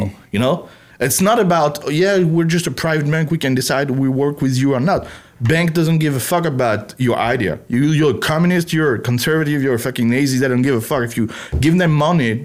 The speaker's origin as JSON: {"language": "English", "country": "France", "second_language": "English", "moved": "as an adult", "lives_now": "Texas, United States", "said": "I come from France"}